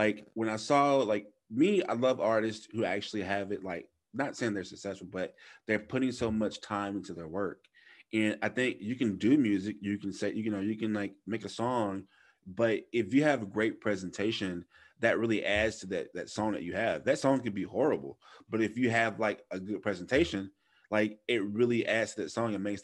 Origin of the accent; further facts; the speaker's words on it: United States; I'm an American